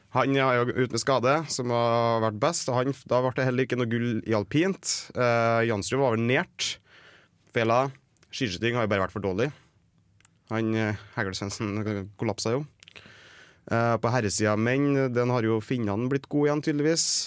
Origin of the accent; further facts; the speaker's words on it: Trøndelag, Norway; jeg er trønder